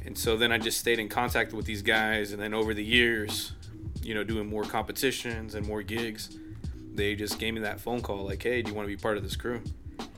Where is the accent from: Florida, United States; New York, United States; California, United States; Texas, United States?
Texas, United States; La Porte; I'm from LaPorte, which is on like the south end of town right. of Houston